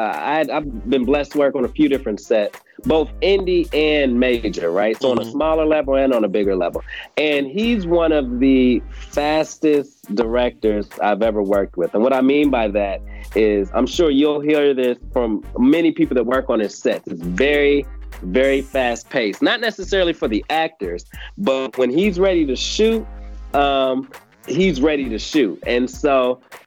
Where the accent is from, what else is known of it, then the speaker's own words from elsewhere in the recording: Indiana, United States; moved away as an adult; also born or lived in Atlanta, Georgia; now in Mableton, United States; I reside in Atlanta, but I'm from Indiana